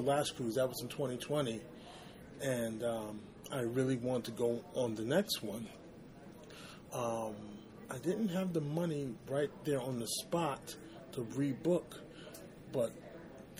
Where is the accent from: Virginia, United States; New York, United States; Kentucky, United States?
New York, United States; New York City; I am from the Bronx, New York